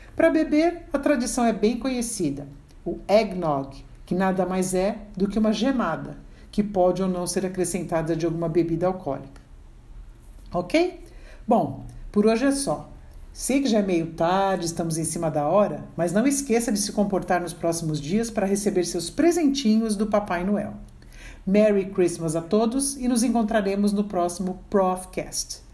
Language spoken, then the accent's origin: Portuguese; Brazil; nós brasileiros